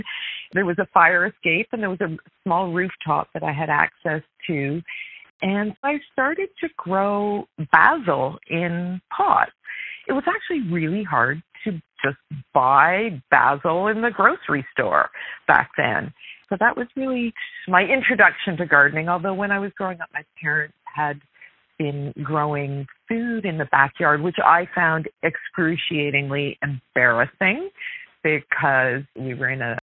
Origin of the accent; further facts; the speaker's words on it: Galt, Ontario, Canada; now in Toronto, Canada; I grew up in southwestern Ontario in a small city called Galt